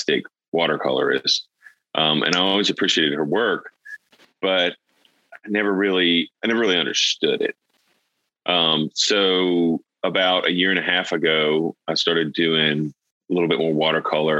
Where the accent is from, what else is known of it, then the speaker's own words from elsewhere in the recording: Vicksburg, Mississippi, United States; now in Jackson, United States; I grew up in Vicksburg, Mississippi.